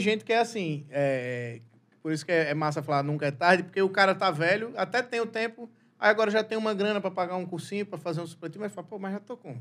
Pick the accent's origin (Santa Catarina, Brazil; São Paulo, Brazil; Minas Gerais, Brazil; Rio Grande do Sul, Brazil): Rio Grande do Sul, Brazil; Eu sou gaúcho